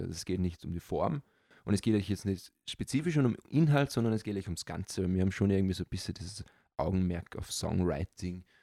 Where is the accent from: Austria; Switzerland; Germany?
Austria; ich bin Europäer, aber ganz spezifisch bin ich Österreicher